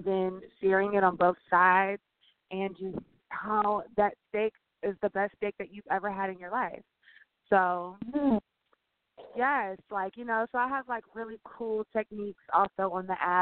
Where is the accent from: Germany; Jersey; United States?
United States; Louisiana; I'm from Louisiana